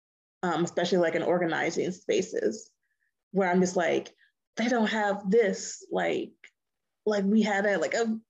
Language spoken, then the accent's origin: English; Detroit, Michigan, United States; moved away as an adult; now in New Orleans, United States; someone who was born and raised in Detroit